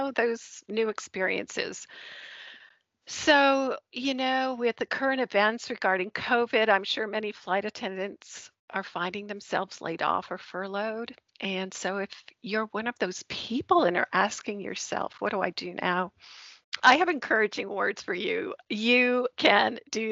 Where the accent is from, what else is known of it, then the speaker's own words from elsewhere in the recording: Vermont, United States; moved away as an adult; also born or lived in Winston-Salem, North Carolina; now in the South, United States; I grew up actually in Vermont